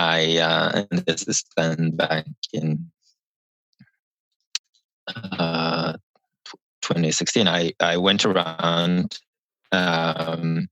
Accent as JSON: {"language": "English", "country": "Norway", "moved": "yes", "lives_now": "San Francisco, United States", "said": "I'm from Norway and I worked in Norway as a policy advisor for the government"}